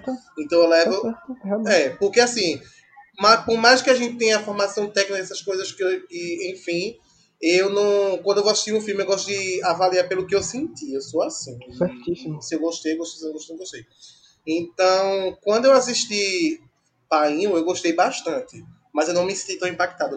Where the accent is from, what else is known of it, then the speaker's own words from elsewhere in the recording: Brazil; a gente é brasileiro